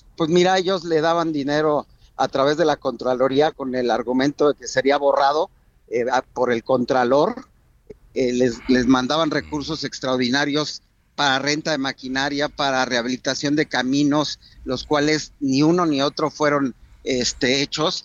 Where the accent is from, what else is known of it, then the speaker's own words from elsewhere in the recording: Nopala, Hidalgo, Mexico; el municipio del cual, eh, ahí, de ahí soy, de Nopal